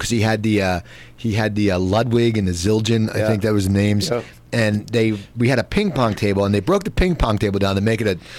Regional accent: Cherry Hill, New Jersey, United States; now in Los Angeles, United States; I grew up in Cherry Hill, New Jersey

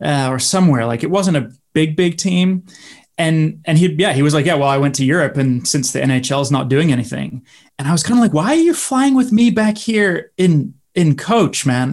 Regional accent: Canada; also born or lived in Finland; I'm from Canada

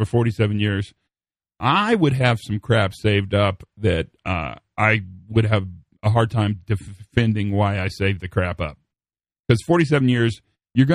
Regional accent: Western Kansas, United States; moved away; So I grew up in Western Kansas

